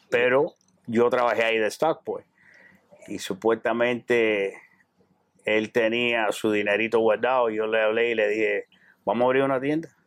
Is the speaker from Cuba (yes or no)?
yes; Cuba; now in Miami, United States; Bueno, originalmente, cuando llegamos de Cuba, venimos para aquí, pero después nos fuimos para, New Jersey.